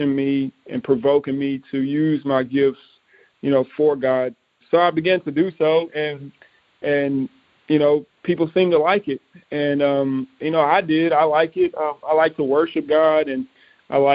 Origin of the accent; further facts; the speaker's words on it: East Texas, United States; We were able to minister to many, many people in my hometown in East Texas